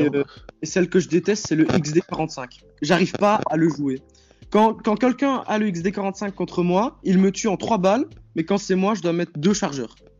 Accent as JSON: {"language": "French", "country": "Belgium", "said": "j'ai 15 ans et je viens de Belgique"}